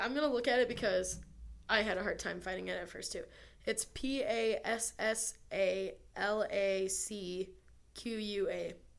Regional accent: near Ann Arbor, Michigan, United States; My hometown is near Ann Arbor

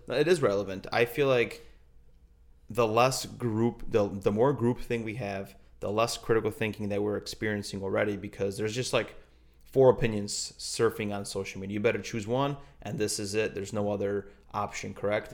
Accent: Poland; we're from Pol-, both from Poland

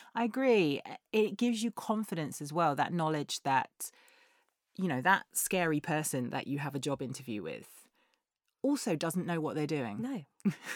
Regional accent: England, United Kingdom; we're English

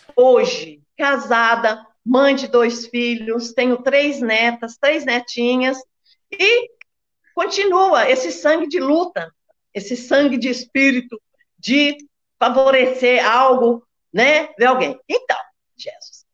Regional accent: Belo Horizonte, Minas Gerais, Brazil; moved away as an adult; now in Betim, Brazil; sou nascida e criada em Belo Horizonte, há 43 anos moro em Betim

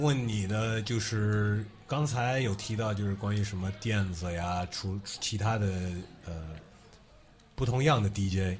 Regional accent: United States; moved away; 我是在美国出生长大的

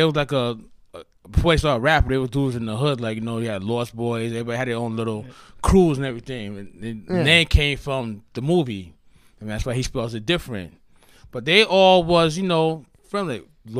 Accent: New York City, New York, United States; See, I come from Hollis, Queens.

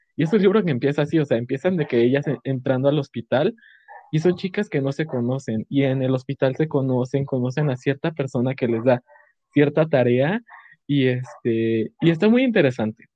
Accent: Mexico City, Mexico; de la Ciudad de México

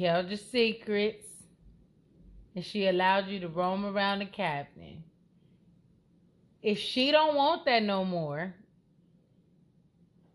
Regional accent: Los Angeles, California, United States; I'm from Los Angeles

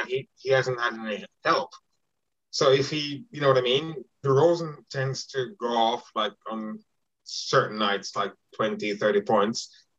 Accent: Jamaica; I'm from Jamaica

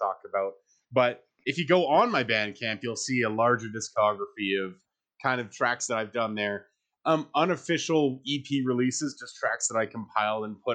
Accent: Calgary, Alberta, Canada; I was born here in Calgary

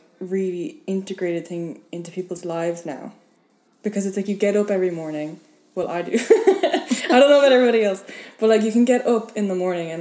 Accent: Ireland; moved away as an adult; now in Tallinn, Estonia; I'm from Ireland

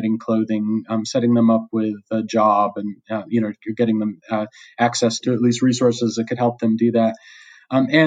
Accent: United States; moved away as an adult; now in Australia; In the U.S., which is my home country

